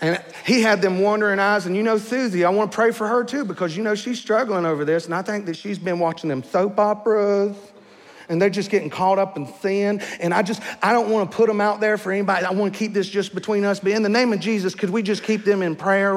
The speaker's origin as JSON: {"language": "English", "region": "the South", "country": "United States", "moved": "yes", "said": "I'm from the South"}